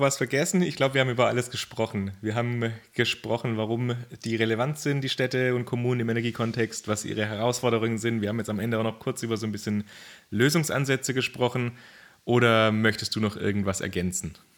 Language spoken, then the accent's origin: German; Germany; bei uns in Deutschland